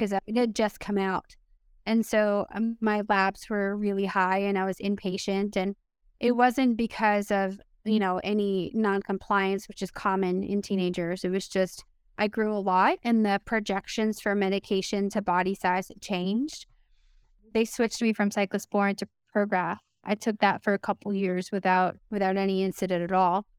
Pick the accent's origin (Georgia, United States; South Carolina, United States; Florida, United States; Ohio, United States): Florida, United States; Miami; moved away; also born or lived in Pittsburgh; I was born in Miami